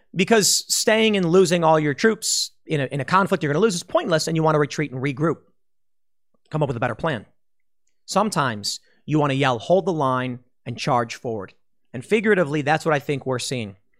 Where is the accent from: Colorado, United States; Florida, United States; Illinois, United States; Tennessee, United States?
Illinois, United States; Chicago; When I was growing up in Chicago